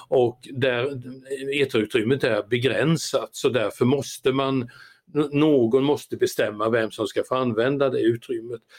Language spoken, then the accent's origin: Swedish; Sweden; min födelseort Ameby